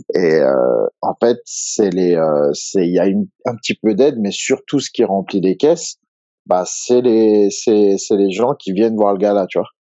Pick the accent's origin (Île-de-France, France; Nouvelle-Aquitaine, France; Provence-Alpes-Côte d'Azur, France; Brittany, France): Île-de-France, France; Évry-Courcouronnes; j'ai grandi en fait à Évry-Courcouronne.